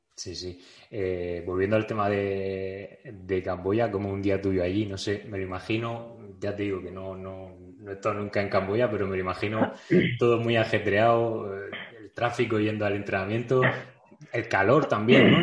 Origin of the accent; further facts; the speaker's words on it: Region of Murcia, Spain; soy de Murcia